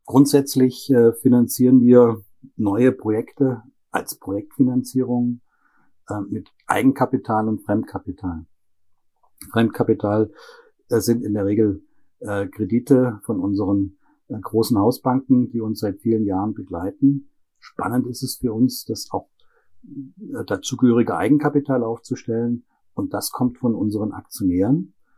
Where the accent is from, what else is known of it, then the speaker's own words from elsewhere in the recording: Germany; moved away as an adult; now in Breiteneich, Austria; Aber gebürtig bin ich aus Deutschland